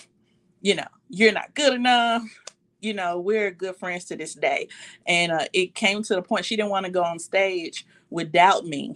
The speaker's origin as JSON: {"language": "English", "town": "Memphis", "region": "Tennessee", "country": "United States", "said": "I was from Memphis"}